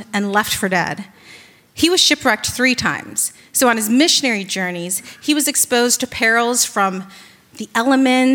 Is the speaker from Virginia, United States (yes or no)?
yes; Virginia Beach, Virginia, United States; now in New York, United States; I'm originally from Virginia Beach